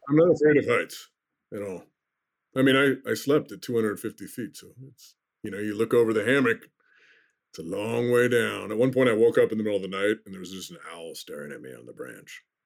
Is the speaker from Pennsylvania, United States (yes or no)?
no; Oregon, United States; also born or lived in Iowa; now in Minnesota, United States; I grew up in Oregon